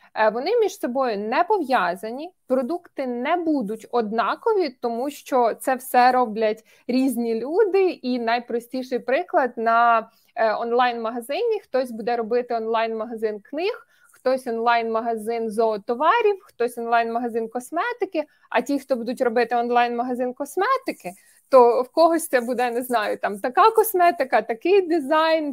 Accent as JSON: {"language": "Ukrainian", "region": "Cherkasy Oblast", "country": "Ukraine", "said": "я з Черкаської області"}